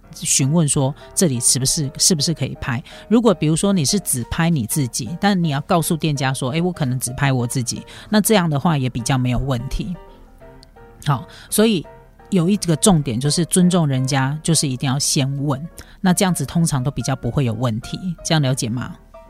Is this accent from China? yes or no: no; Taiwan; 我们台湾人